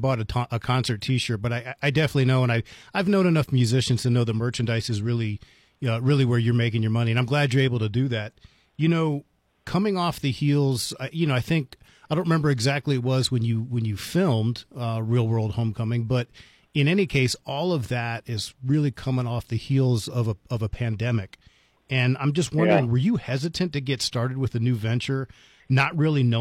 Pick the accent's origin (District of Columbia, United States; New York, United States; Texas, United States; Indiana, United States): District of Columbia, United States; Washington; when I was growing up in the Washington, D.C. area